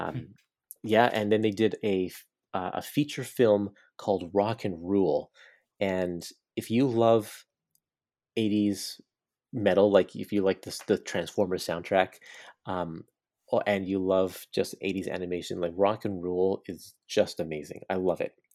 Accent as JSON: {"language": "English", "town": "Burnaby", "region": "British Columbia", "country": "Canada", "tie": "born or raised there", "said": "in my hometown of Burnaby, British Columbia"}